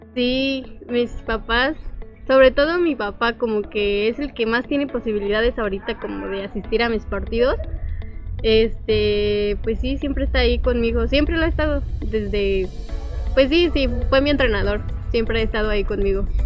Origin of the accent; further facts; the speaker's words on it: Guanajuato, Mexico; now in Puebla, Mexico; ahorita somos cuatro guanajuatenses que estamos en Puebla